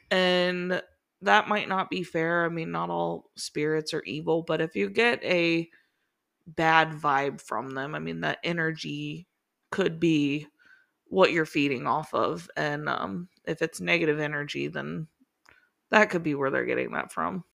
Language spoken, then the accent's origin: English; Cincinnati, Ohio, United States; moved away as an adult; also born or lived in Miami, Florida / Daytona Beach, Florida / Northern Kentucky; grew up, born and raised in Cincinnati